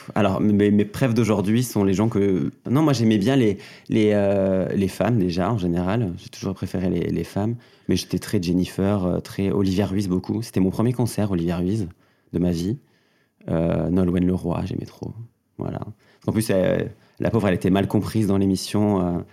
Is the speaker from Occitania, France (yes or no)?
yes; Mauvezin, Occitania, France; j'ai grandi dans le Gers, un, un, petit département pas loin de Toulouse